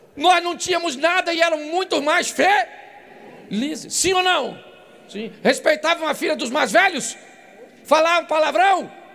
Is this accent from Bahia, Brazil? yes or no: no; Baixada Fluminense, Rio de Janeiro, Brazil; Sou carioca da Baixada Fluminense